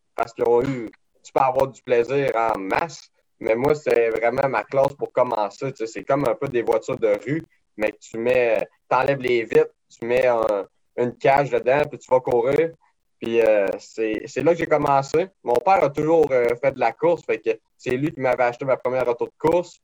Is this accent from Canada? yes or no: yes; Saint-Joseph-de-Beauce, Quebec, Canada; j'ai grandi à Saint-Joseph-de-Beauce